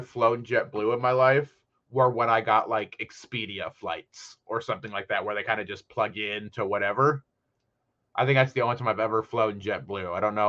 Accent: Midwest, United States; I'm from the Midwest

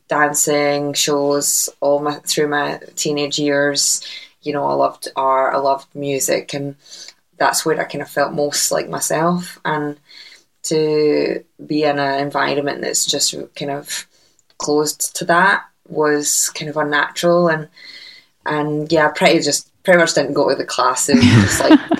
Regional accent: Uddingston, Scotland, United Kingdom; accent: Scottish; I'm from a little town called Uddingston, just outside of Glasgow.

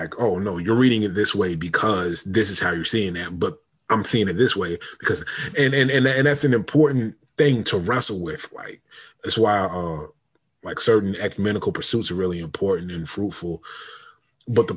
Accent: United States; me growing up in the United States of America

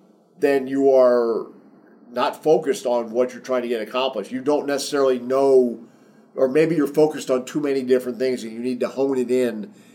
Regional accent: New Jersey, United States; I grew up in New Jersey. I talk kind of fast sometimes. It's not all Southern. I've been in the South a long time, but it's not all Southern.

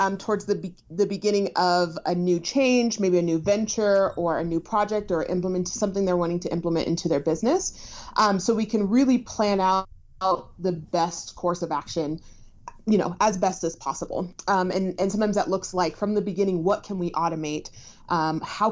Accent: Denver, Colorado, United States; I am from Denver, Colorado

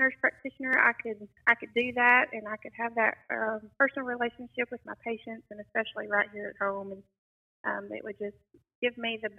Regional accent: Halls, Tennessee, United States; I am born and raised here in Lauderdale County. I graduated from Halls High School in 1995. Lived here my whole life. So it's been a pleasure to be able to come back home to my hometown

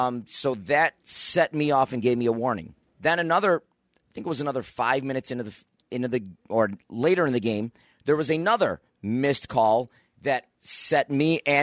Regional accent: Niagara Falls, New York, United States; I grew up in Niagara Falls, played Niagara Falls high school soccer.

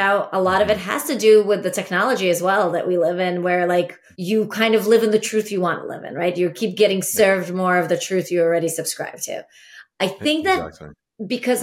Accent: Latvia; moved away; also born or lived in Ukraine; I was born in Latvia

